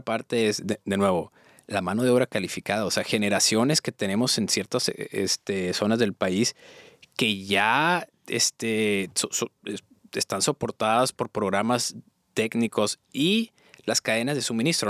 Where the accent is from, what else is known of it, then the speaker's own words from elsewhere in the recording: Mexico; also born or lived in United States; now in Monterrey, Mexico; Soy, soy mexicano, pero estoy en ah. Estados Unidos